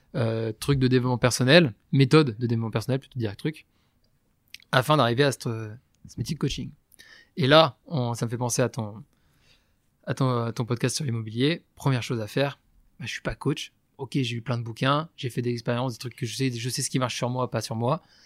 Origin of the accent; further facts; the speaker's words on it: Breton, Brittany, France; je suis breton